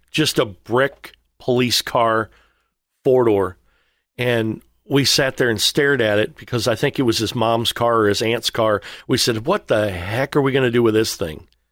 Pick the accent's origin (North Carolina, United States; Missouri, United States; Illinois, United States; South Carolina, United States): Missouri, United States; I'm from Missouri